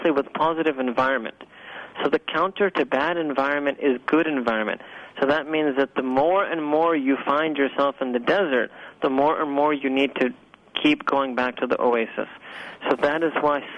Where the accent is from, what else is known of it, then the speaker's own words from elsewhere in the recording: New York City, New York, United States; moved away as an adult; this humble speaker was born and raised in Manhattan, New York